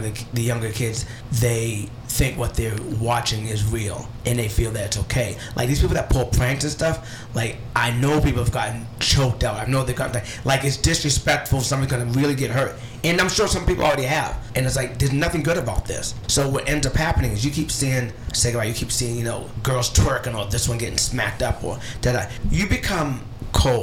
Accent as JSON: {"language": "English", "area": "Cape Cod", "region": "Massachusetts", "country": "United States", "tie": "born or raised there", "said": "growing up in the Cape"}